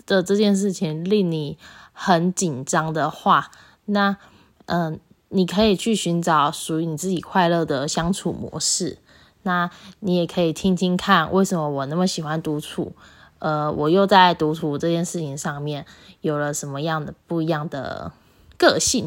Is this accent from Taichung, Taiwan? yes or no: yes; Taichung, Taiwan; 我是台中人，所以高中的时候很常，很常搭公车